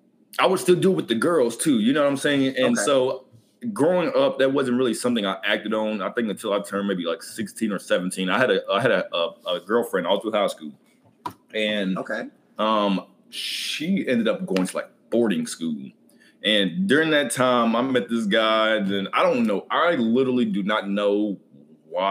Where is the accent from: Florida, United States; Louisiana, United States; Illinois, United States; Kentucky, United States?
Kentucky, United States; Lexington; Lexington, Kentucky.